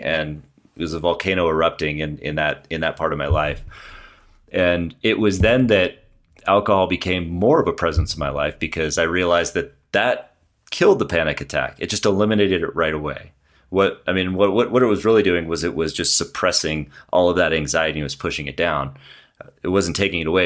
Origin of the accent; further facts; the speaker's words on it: San Clemente, California, United States; moved away as an adult; now in Broomfield, United States; I came from San Clemente down in Southern California, uh, way down by the beach. And I lived there my whole life